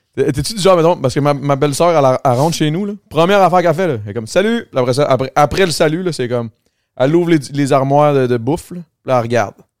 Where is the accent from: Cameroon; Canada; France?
Canada; Longueuil, Quebec; Je viens de Longueuil